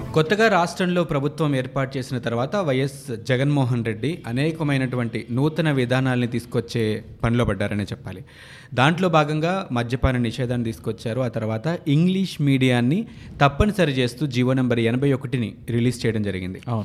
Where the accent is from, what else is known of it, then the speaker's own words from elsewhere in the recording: India; మన భారతదేశంలో